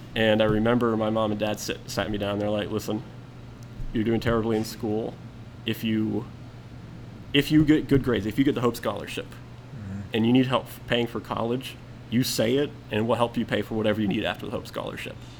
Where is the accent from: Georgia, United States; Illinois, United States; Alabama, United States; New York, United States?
Georgia, United States; Atlanta; I was born, raised in Atlanta I'd say for about 10 years